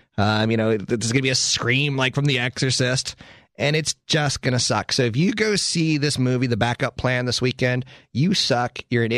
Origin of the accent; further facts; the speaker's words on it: Okinawa, Japan; Well, my home state is actually, I'm from Okinawa, Japan. I'm Japanese.